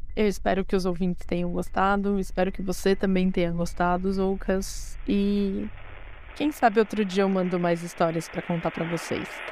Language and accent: Portuguese; São Paulo, Brazil; eu tenho 33 anos de idade, sou da cidade de São Paulo, capital